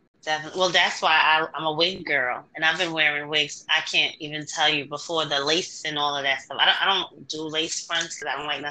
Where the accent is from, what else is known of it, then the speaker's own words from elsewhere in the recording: New York, United States; I'm from New York, too. Born and raised